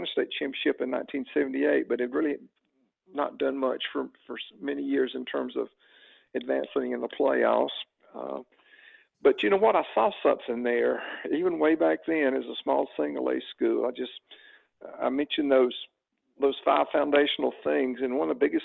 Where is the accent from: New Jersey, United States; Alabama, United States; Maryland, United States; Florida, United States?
Alabama, United States; moved away as an adult; now in Atlanta area, United States; about 10 years into coaching in Alabama, I made the big move and we decided to come to the Atlanta area where her family was and leave my home state where I'd grown up